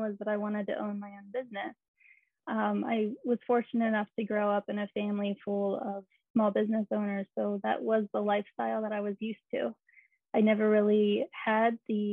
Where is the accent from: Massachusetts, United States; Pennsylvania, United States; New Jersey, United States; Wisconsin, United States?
Pennsylvania, United States; Hershey; I grew up in Hershey, Pennsylvania, in a little country setting.